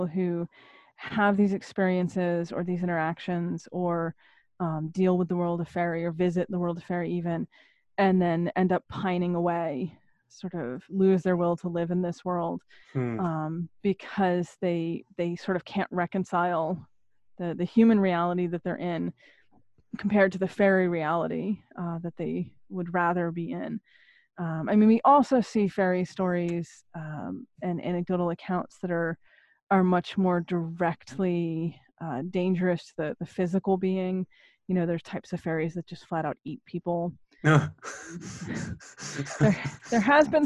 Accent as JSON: {"language": "English", "region": "Maine", "country": "United States", "tie": "born or raised there", "moved": "yes", "lives_now": "southeast New England, United States", "said": "I was born in Maine originally"}